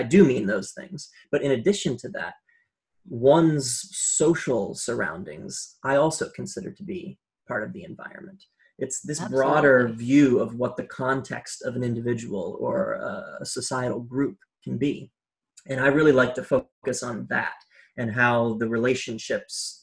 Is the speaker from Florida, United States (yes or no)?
no; Rhode Island, United States; my home state of Rhode Island